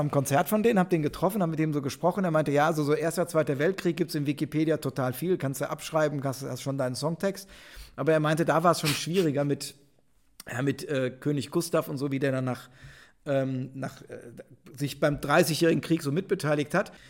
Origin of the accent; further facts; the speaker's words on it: Rhineland, Germany; ich bin Rheinländer